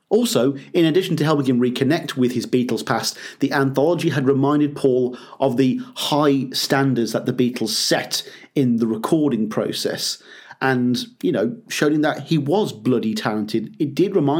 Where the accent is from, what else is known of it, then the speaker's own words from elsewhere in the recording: Birmingham, West Midlands, United Kingdom; my hometown of Birmingham here in the UK